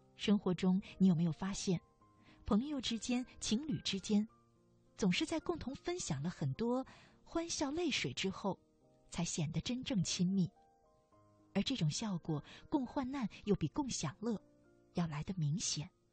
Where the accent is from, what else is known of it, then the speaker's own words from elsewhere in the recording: China; 我们中国人